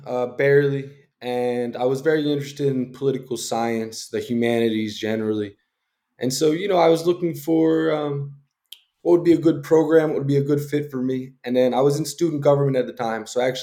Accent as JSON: {"language": "English", "town": "Narberth", "region": "Pennsylvania", "country": "United States", "tie": "born or raised there", "moved": "as an adult", "said": "I grew up outside of Philadelphia in a suburban town called Narberth, Pennsylvania. Usually, if no one knows where it is, I say that Lower Marion is the high school down the road from me"}